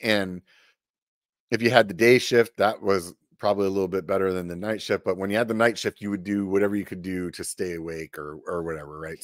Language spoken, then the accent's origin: English; Pennsylvania, United States; also born or lived in Southern California; now in California, United States; I grew up in Pennsylvania